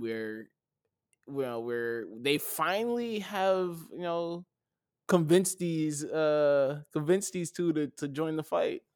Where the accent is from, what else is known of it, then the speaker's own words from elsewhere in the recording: United States; being American